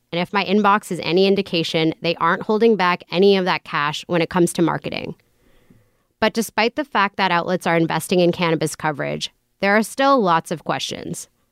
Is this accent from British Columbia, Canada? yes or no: yes; Vancouver, British Columbia, Canada; I grew up in Vancouver